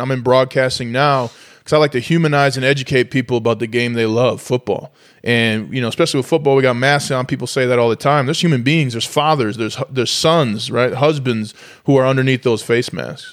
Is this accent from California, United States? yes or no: no; St. Paul, Minnesota, United States; I'm from St. Paul, Minnesota, the, the tundra